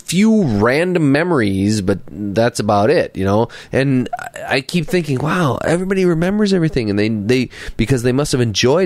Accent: United States; I like being an American

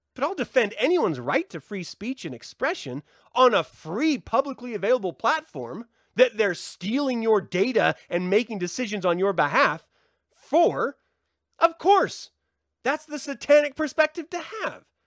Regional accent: United States; I'm an American, so my American sensibilities of language is different

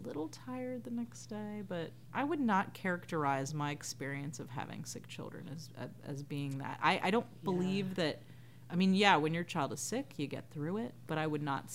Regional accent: the South, United States; as a Southerner

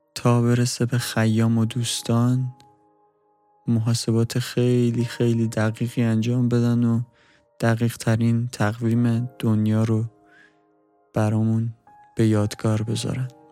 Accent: Iran; ما هم ایرانیم

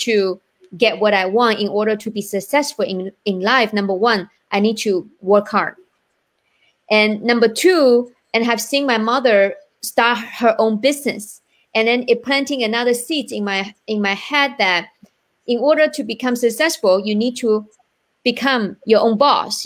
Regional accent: China; now in United States; I am from China

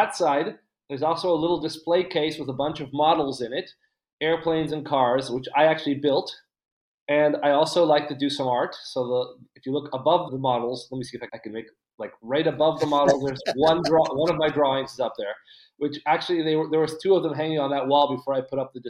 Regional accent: Buenos Aires, Argentina; I'm from Buenos Aires. I'm currently in Buenos Aires. I live in Buenos Aires.

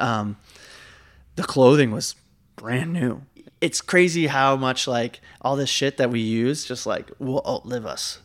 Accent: Massachusetts, United States; now in New York, United States; I guess I live here, but, like, I'm not, I'm from Massachusetts

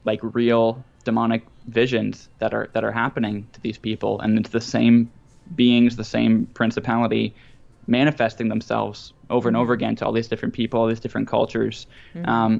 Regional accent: Canada; I'm Canadian

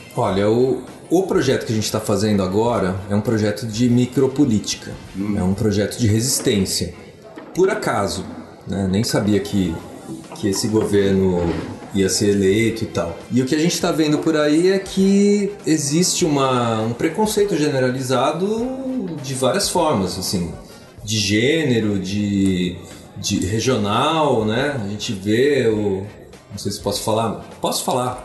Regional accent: Brazil; a gente é brasileiro

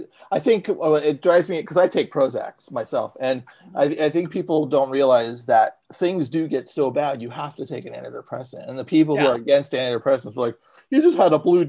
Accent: San Francisco, California, United States; I grew up in San Francisco

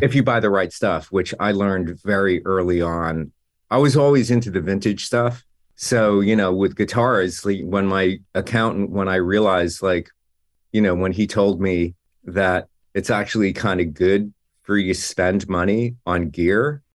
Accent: New Jersey, United States; moved away as an adult; also born or lived in New York; now in Los Angeles, United States; I grew up in Jersey

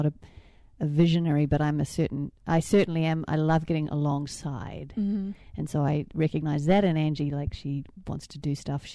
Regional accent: New Zealand; moved away as an adult; also born or lived in Australia; I grew up in New Zealand

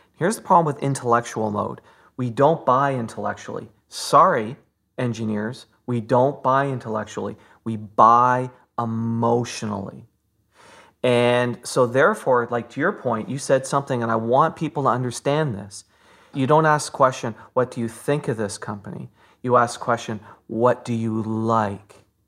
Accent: Fort Erie, Ontario, Canada; I was born in Fort Erie

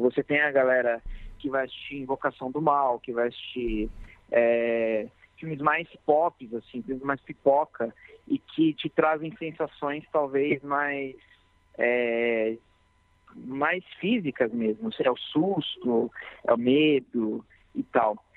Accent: Mairiporã, São Paulo, Brazil; eu nasci em Mariporã, que é uma cidade próxima aqui de São Paulo

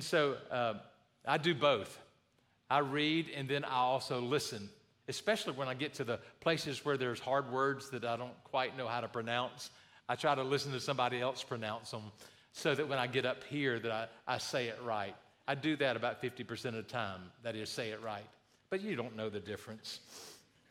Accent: the South, United States; I grew up in the South

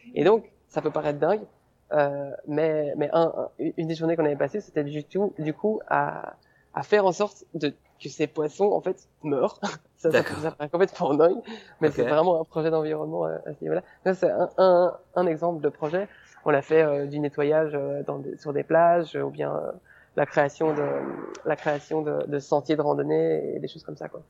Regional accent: Belgium; moved away as an adult; je suis belge. Peut-être que, peut que les gens vont s'en apercevoir euh, via mon accent ou certains mots que je vais utiliser

